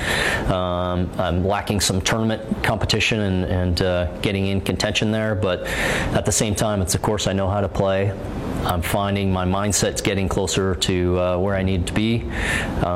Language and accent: English; Canada; back in Canada